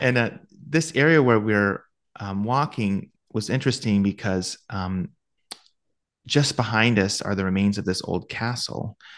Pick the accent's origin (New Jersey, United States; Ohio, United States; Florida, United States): Ohio, United States